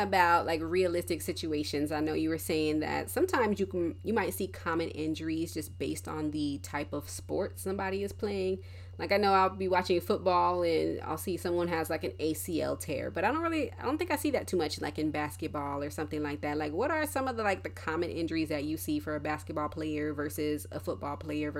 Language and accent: English; Colorado, United States; because I grew up in Colorado for a little bit, and whenever it would snow, be a blizzard outside during track season